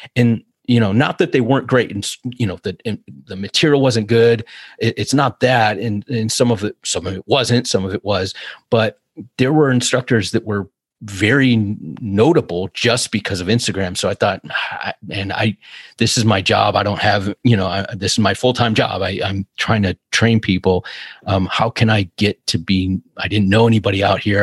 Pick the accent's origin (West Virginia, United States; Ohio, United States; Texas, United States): Ohio, United States; Cleveland; moved away as an adult; also born or lived in California; I'm from Cleveland